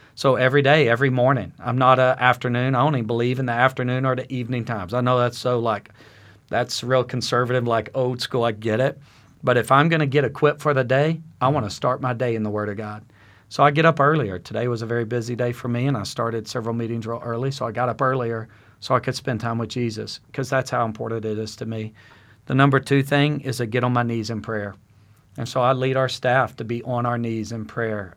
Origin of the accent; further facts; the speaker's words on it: South Arkansas, United States; now in Yukon, United States; I'm from South Arkansas